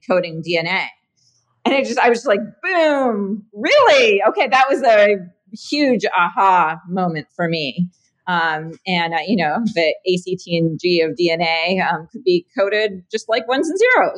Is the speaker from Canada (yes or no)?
yes; Canada; moved away as an adult; also born or lived in San Francisco, California; now in California, United States; I'm Canadian originally. And grew up there, went to school there.